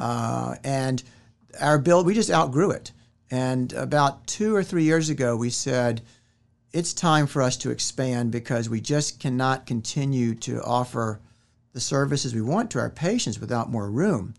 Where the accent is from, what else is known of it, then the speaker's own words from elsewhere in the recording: Richmond, Virginia, United States; moved away as an adult; now in Winston-Salem, United States; originally I am from Richmond, Virginia, and I came down to Winston-Salem in nineteen ninety-one after graduating from medical school